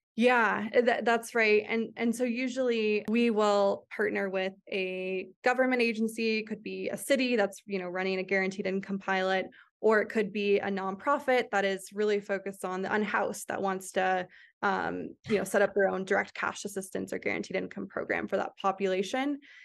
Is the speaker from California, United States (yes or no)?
no; Phoenix, Arizona, United States; moved away as an adult; also born or lived in Santa Clara; I grew up in Phoenix, Arizona